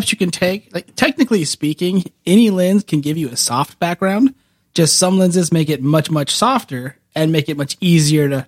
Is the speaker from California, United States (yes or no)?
yes; Woodlake, California, United States; I grew up in Woodlake.